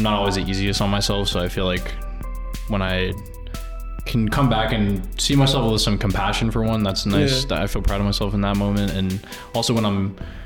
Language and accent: English; Tarrytown, New York, United States; I'm from Tarrytown, Sleepy Hollow